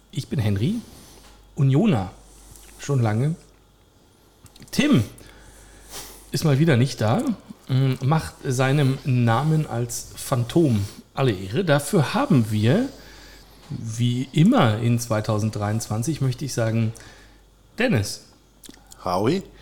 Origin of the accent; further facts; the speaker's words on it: Berlin, Germany; born there; Ich, äh, geboren äh, im Wedding.